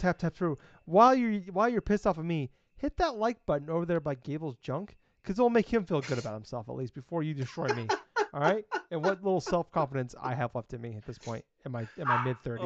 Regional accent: Iowa, United States; I'm from Iowa

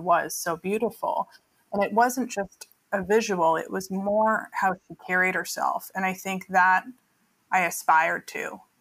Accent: Vancouver, British Columbia, Canada; now in Los Angeles, United States; I grew up in Vancouver, but I grew up outside the city. It's only 30 minutes

